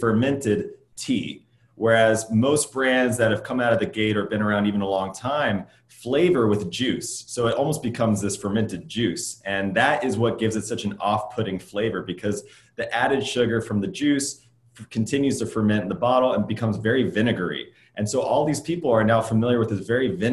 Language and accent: English; Midwest, United States; now in Los Angeles, United States; I grew up in the Midwest.